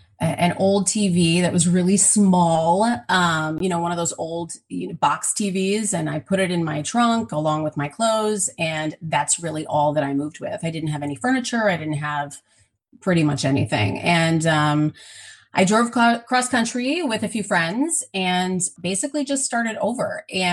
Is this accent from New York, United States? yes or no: no; Milwaukee, Wisconsin, United States; moved away as an adult; now in Los Angeles, United States; I'm originally from Milwaukee, Wisconsin, and it's one of the larger cities in Wisconsin, but it's definitely not considered a large city. I mean, we have Chicago nearby.